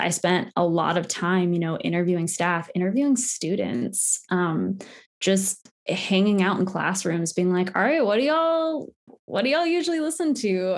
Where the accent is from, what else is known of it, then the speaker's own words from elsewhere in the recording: West Virginia, United States; also born or lived in Maryland; I am Appalachian from West Virginia.